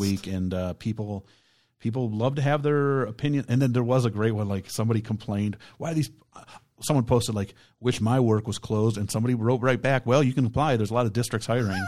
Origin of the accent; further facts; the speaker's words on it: Palatine, Illinois, United States; now in Brownstown Township, United States; where I grew up in, in Palatine, Illinois